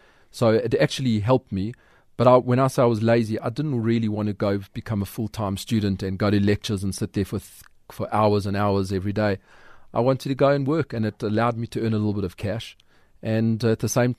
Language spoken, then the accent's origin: English; Johannesburg, Gauteng, South Africa; We lived in a fairly modest area in Edenville.